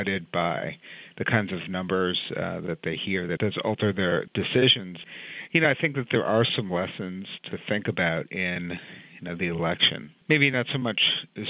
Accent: New York City, New York, United States; I grew up in New York City

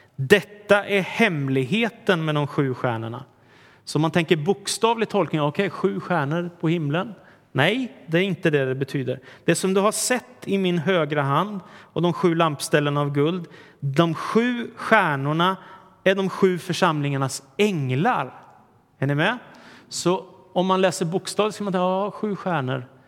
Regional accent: Sweden; vi svenskar

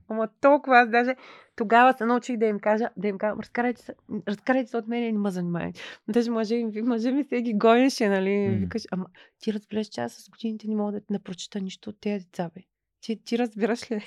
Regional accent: Ruse, Ruse Province, Bulgaria; аз съм русенка

